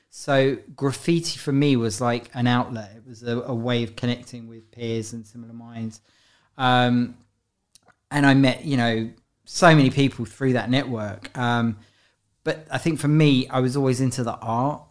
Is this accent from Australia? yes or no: no; London, United Kingdom; also born or lived in Paris; I grew up in London. Um, I was born in Guy's Hospital in London Bridge